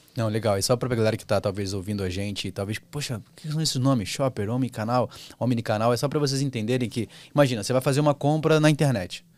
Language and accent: Portuguese; Rio de Janeiro, Brazil; eu sou carioca